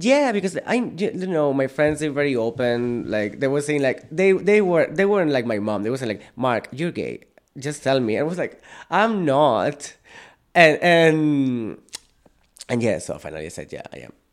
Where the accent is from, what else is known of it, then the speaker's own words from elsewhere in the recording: Sant Cugat del Vallès, Catalonia, Spain; English is a second language; moved away as an adult; now in Ireland; I'm from Barcelona. I'm from a town very close to Barcelona, San Cugat.